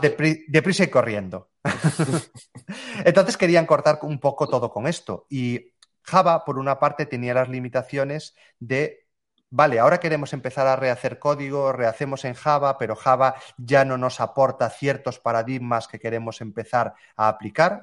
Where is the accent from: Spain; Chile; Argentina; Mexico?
Spain; Galicia; volví a residir a, mi ciudad natal, que es una, pequeña ciudad aquí en Galicia.